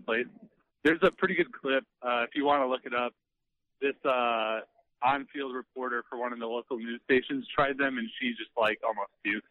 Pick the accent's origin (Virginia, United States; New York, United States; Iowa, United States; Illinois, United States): Iowa, United States; I'm from Iowa